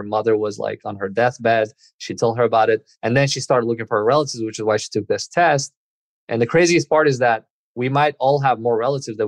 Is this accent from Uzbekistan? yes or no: yes; Uzbekistan; now in United States; we're both from Uzbekistan, ended up in the US